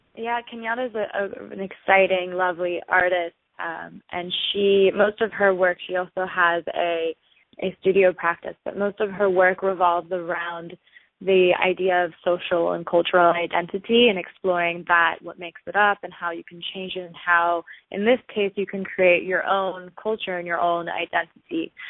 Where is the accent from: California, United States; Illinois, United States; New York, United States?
California, United States; Los Angeles; also born or lived in Boston; I grew up in Los Angeles